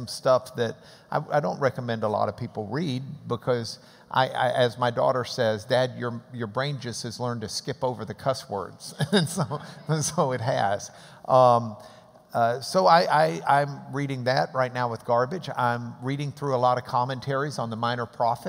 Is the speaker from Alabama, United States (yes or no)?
no; Texas, United States; We've been in Texas forever